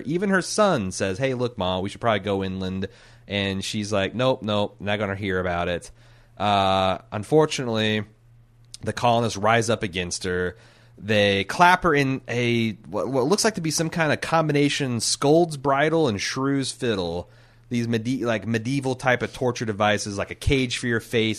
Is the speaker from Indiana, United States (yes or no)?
yes; Indiana, United States; I'm from Indiana